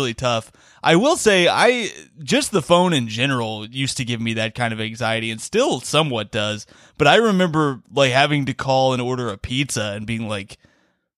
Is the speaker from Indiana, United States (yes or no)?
yes; Bloomington, Indiana, United States; We had B97 in Bloomington. I'm from Bloomington, Indiana